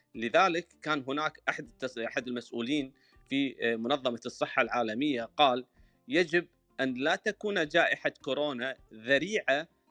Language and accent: Arabic; Kuwait; انا من بلدي الكويت